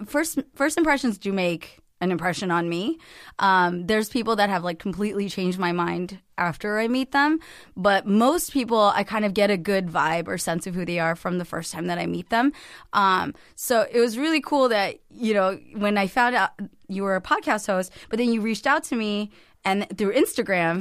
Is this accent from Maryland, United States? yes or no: no; Cupertino, California, United States; I grew up in the heart of Silicon Valley in Cupertino